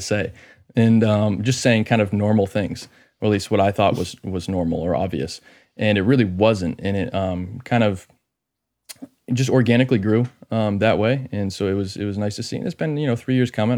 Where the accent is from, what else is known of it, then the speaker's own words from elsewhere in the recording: Maine, United States; I'm from Maine